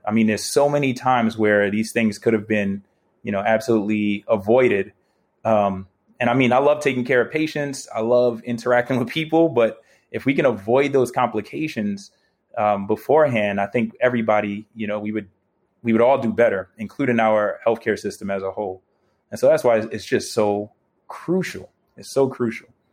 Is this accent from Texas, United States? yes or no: no; New York City, New York, United States; moved away; I'm still a New Yorker. I love my city, man. That's my home.